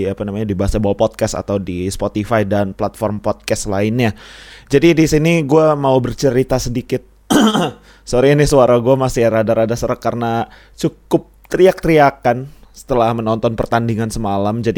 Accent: Lampung, Indonesia; iya gue orang Lampung asli Lampung dan tinggal di sini besar apa namanya dari kecil di sini gitu

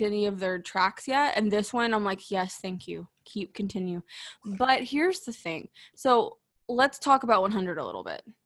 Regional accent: Texas, United States; as a Texan

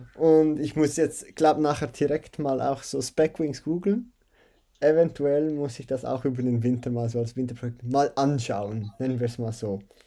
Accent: Switzerland; bei uns in der Schweiz

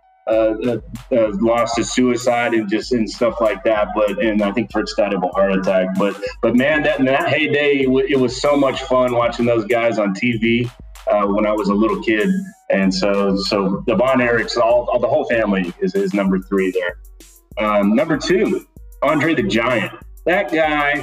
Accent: Arlington, Texas, United States; I'm from Arlington, grew up in Arlington

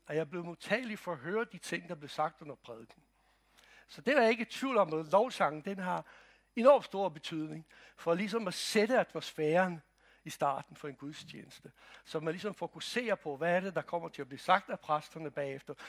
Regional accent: Croatia; now in Denmark; Jeg kommer fra Kroatien

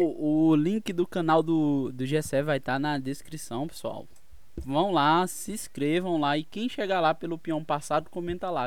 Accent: Pernambuco, Brazil; eu sou de Pernambuco

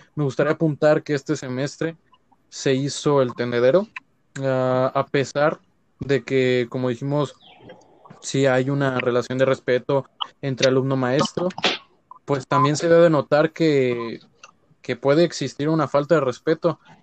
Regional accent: Mexico; somos mexicanos y que nos gusta ser mexicanos

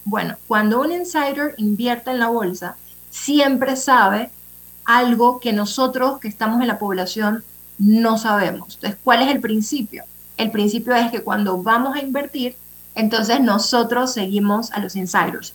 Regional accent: Panama; somos panameños

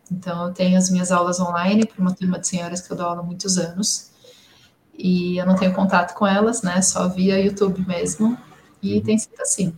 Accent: Brazil; first language Portuguese; Sendo bem caiçara

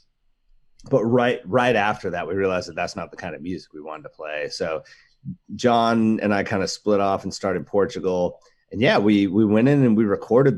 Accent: Alaska, United States; now in Portland, United States; We grew up in Alaska

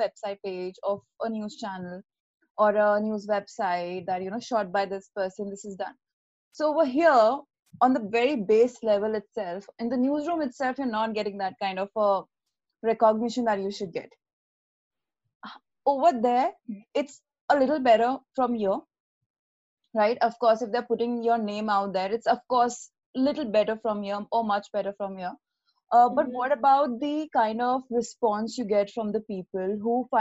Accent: Jaipur, Rajasthan, India; I am from Jaipur

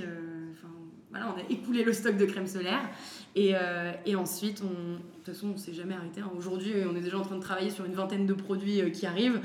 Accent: France; Je suis française

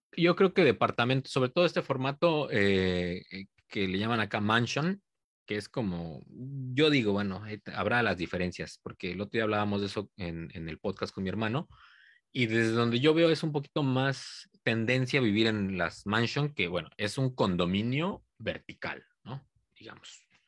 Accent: Cuernavaca, Morelos, Mexico; now in Japan; soy de Cuernavaca

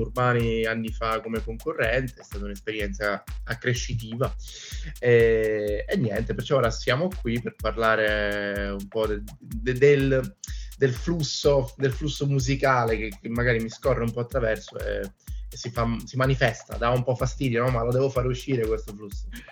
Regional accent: Catania, Sicily, Italy; also born or lived in Palermo / Venice; sono siciliano, sono catanese e ho vissuto anche a Palermo

